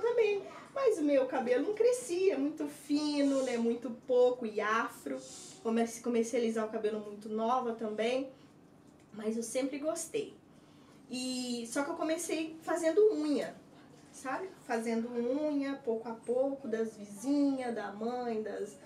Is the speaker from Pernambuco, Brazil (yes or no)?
no; Cardoso, São Paulo, Brazil; moved away as an adult; also born or lived in Santos / Votuporanga; now in Madrid, Spain; Sou nascida em Santos, na capital, mas é, meus pais migraram para para Cardoso, interior de São Paulo. E aí eu me criei